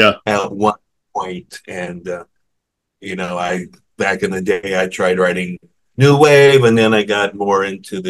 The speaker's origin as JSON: {"language": "English", "town": "St. Louis", "region": "Missouri", "country": "United States", "tie": "born or raised there", "said": "I am from St. Louis, and yes, where did you go to high school question we all ask"}